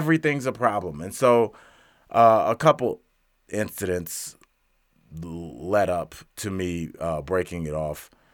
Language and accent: English; Cleveland, Ohio, United States; now in Denver, United States; my hometown, Cleveland, Ohio